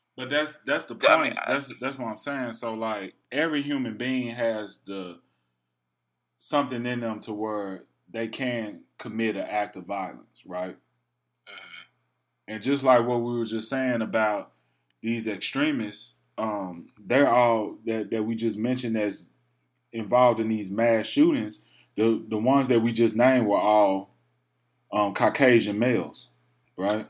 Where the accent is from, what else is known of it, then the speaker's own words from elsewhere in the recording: Memphis, Tennessee, United States; moved away; I was from Memphis